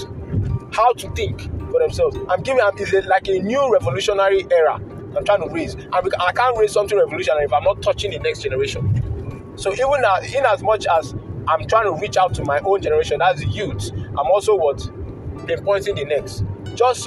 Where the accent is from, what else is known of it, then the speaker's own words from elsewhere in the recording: Nigeria; As a Nigerian youth